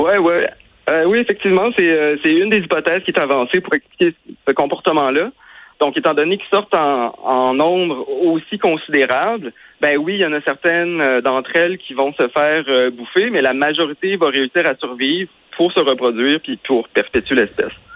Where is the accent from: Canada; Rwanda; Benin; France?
Canada; Quebec; chez nous au Québec